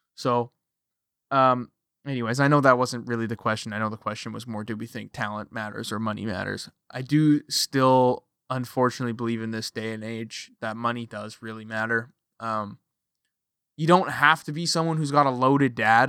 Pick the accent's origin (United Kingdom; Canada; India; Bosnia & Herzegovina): Canada; I am a Canadian, I live on the west coast of Canada